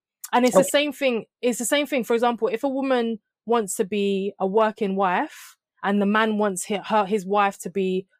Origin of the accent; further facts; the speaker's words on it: Jamaica; even I'm Jamaican, I could meet somebody that's been born in Jamaica and grown up in Jamaica. It doesn't mean we're the same culture.